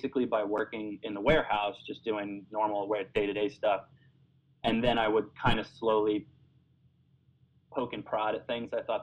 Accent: Florida, United States; moved away as an adult; also born or lived in New York City; I'm originally from Florida

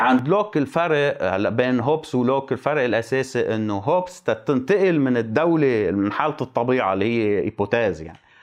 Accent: Lebanon; عندنا بلبنان

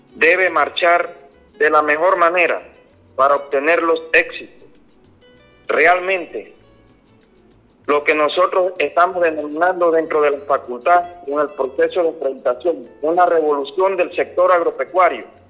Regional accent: Panama; somos nosotros los panameños

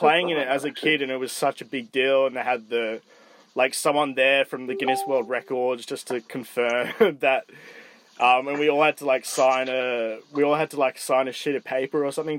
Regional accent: Hong Kong; both of us growing up in Hong Kong

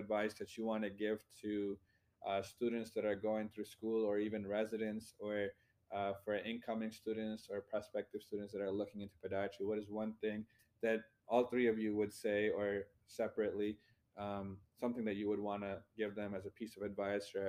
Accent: India; now in United States; coming from a different country, I was born in India

